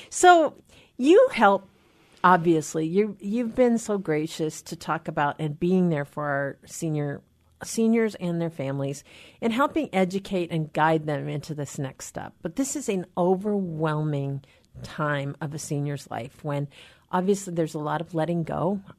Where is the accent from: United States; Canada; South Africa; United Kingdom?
United States; Anacortes, Washington; born or raised there; also born or lived in Seattle